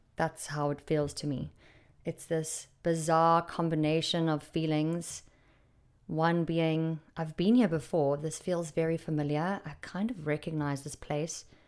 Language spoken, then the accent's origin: English; Durban, KwaZulu-Natal, South Africa; moved away; I was raised in Durban.